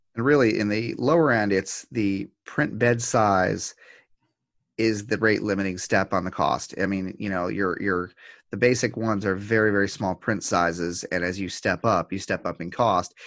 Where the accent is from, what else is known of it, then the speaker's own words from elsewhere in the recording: United States; as an American